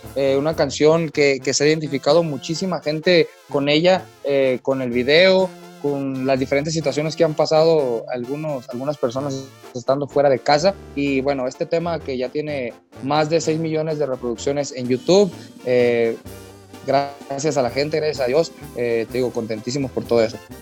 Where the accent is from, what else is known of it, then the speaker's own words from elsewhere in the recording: Jalisco, Mexico; me toca ser de acá de Jalisco